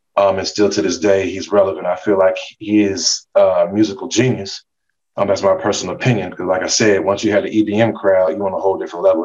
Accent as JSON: {"language": "English", "town": "Atlanta", "region": "Georgia", "country": "United States", "tie": "born or raised there", "also_born_or_lived": "Miami", "said": "my hometown, Atlanta, my second home, Miami"}